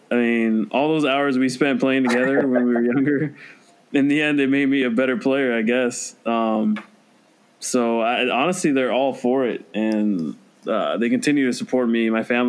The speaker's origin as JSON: {"language": "English", "country": "Venezuela", "also_born_or_lived": "Orlando", "moved": "yes", "said": "It's like the national sport in my home country, Venezuela."}